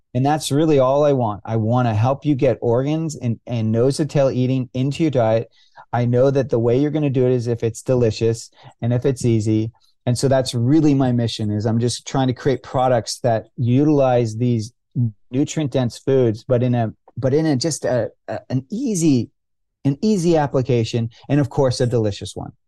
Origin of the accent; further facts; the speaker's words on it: California, United States; I grew up in California